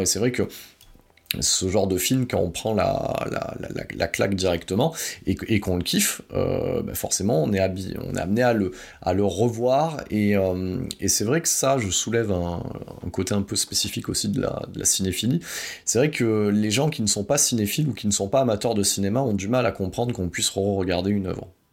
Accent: France; chez nous en France

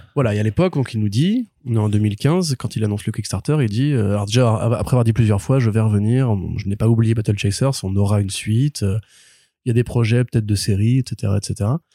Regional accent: France; on est français

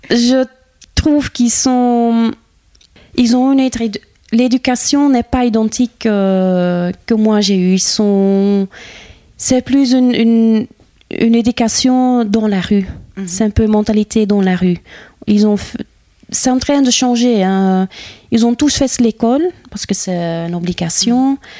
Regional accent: Herselt, Flanders, Belgium; French is a second language; moved away as an adult; now in Libramont, Belgium; Je viens de Herselt. C'est une, euh, une commune rurale dans la Campine

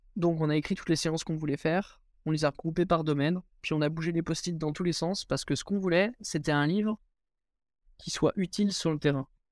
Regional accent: Angers, Pays de la Loire, France; moved away as an adult; now in Chambéry, France; à la base, je suis issu d'Angers. J'ai commencé l'escalade à Angers, j'y suis resté toute ma scolarité jusqu'à mon bac. Donc jusqu'à mes 18 ans, j'étais à Angers

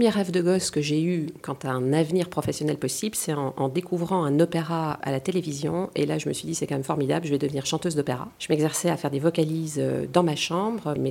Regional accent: France; Après tout je suis française et d'ailleurs très fière de l'être

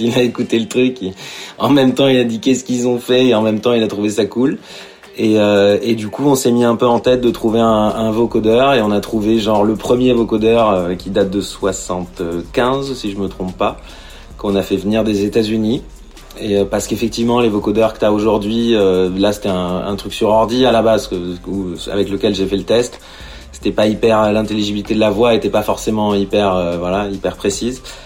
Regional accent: Italy; moved away; je suis italien, donc je suis né en 81, donc euh, bah quand tu mates, euh, ne serait-ce que les dessins animés, euh, voilà, les, mangas importés par Berlusconi en Italie

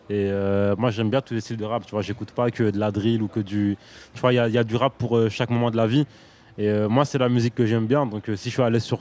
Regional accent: Liège, Wallonia, Belgium; Je viens de Liège, ouais

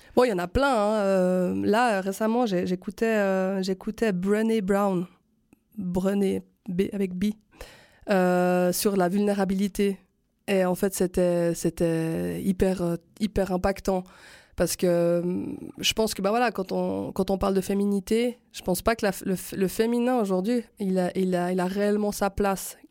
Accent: Switzerland; chez nous en Suisse

